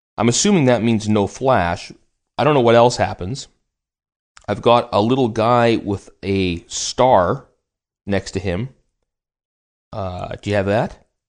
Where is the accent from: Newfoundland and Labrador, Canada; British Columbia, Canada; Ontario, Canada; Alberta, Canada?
British Columbia, Canada; Vancouver; I'm from Vancouver, Canada